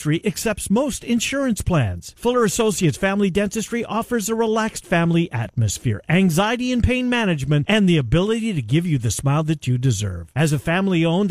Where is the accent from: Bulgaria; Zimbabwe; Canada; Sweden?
Canada; Winnipeg, Manitoba; moved away; I love my hometown.